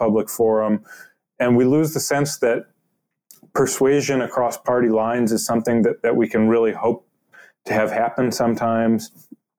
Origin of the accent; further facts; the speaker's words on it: Cleveland, Ohio, United States; I'm from Cleveland. I grew up reading the Cleveland Plain Dealer, and the way that it would have covered politics when I was a kid